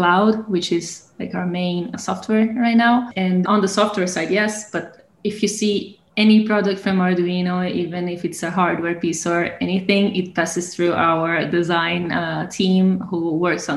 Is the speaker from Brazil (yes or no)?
yes; Brazil; moved away as an adult; now in Italy; I'm from Brazil.